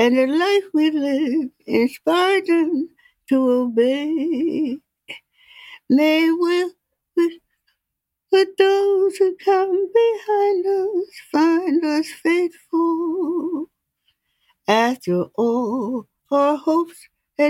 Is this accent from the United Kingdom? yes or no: no; Philadelphia, Pennsylvania, United States; I was born in Philadelphia, Pennsylvania at the Lyman Hospital, 8th and Spruce